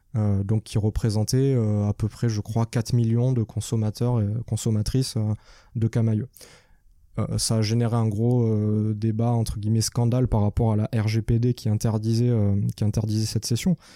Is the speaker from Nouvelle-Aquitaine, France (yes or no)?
no; Nîmes, Occitania, France; also born or lived in Paris; now in Montpellier, France; je suis de Nîmes